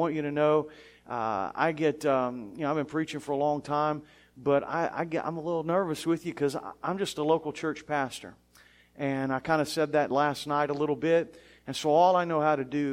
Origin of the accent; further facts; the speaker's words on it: South Florida, United States; also born or lived in Chattanooga, Tennessee; So I was born in Chattanooga, Tennessee, and I lived most of my life in South Florida